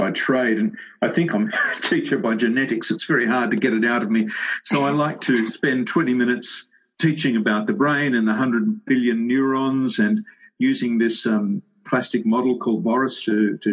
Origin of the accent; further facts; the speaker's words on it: Sydney, New South Wales, Australia; I grew up in the western suburbs of Sydney.